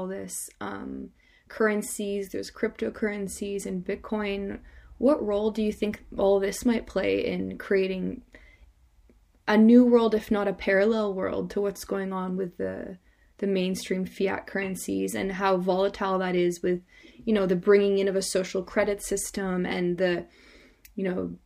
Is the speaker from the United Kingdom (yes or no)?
no; Canada; moved away; I'm Canadian